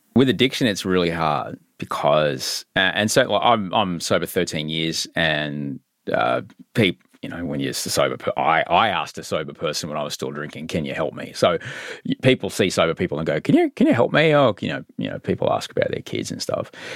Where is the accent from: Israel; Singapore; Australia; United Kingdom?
Australia; Queensland; I grew up in Queensland